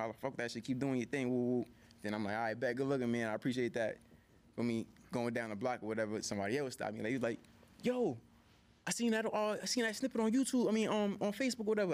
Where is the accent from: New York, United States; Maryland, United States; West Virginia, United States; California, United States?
New York, United States; New York City; I'm from Harlem